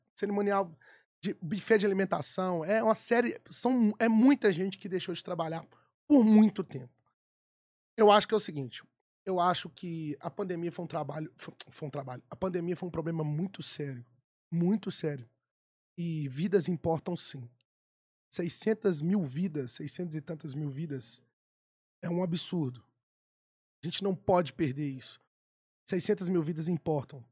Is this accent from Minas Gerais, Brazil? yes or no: yes; Belo Horizonte, Minas Gerais, Brazil; eu sou nascido e criado no Mineirão torcendo pro Galo